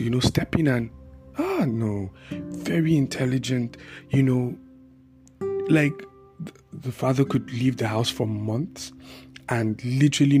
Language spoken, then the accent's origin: English; Bauchi, Nigeria; I had this family that I grew up with in Bauchi